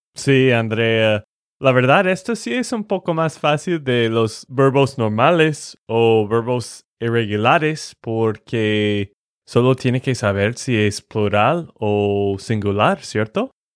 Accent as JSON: {"language": "Spanish", "region": "Texas", "country": "United States", "said": "de Texas, Estados Unidos"}